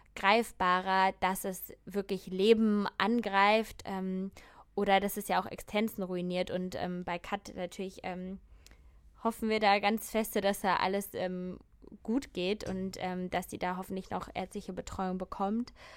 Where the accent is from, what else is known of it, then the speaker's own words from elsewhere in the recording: Germany; bei uns in Deutschland